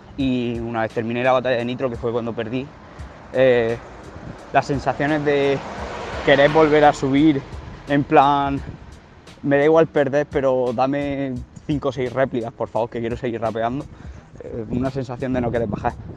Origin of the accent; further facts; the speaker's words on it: Murcia, Region of Murcia, Spain; tengo 19 años y soy de Murcia.